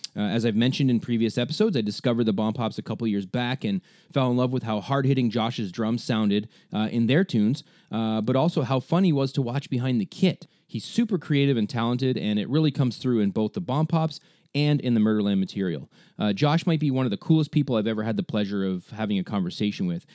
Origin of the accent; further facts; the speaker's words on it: Ontario, Canada; I'm from Canada, right? From Ontario.